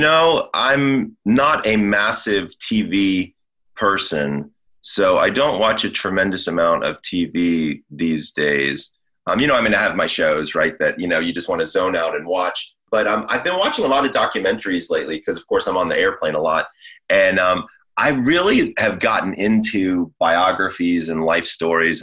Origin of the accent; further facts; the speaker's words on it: Georgia, United States; moved away as an adult; also born or lived in Scottsdale, Arizona; now in Los Angeles, United States; I'm from Georgia